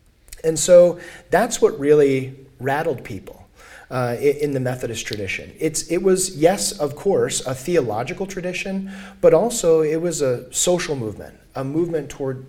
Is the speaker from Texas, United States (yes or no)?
yes; El Paso, Texas, United States; Growing up in El Paso, it's a border town.